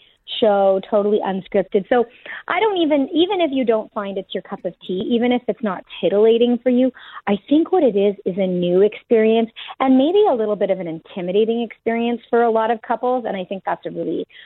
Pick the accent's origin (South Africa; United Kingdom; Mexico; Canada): Canada; I'm Canadian